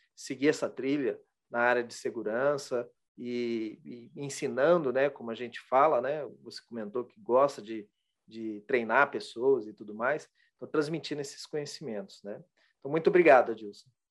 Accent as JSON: {"language": "Portuguese", "town": "Londrina", "region": "Paraná", "country": "Brazil", "said": "Eu também sou de, de Londrina, do Paraná"}